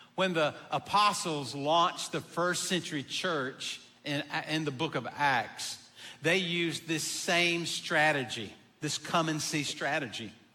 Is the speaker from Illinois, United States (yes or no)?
no; Abbeville, South Carolina, United States; I'm from Abbeville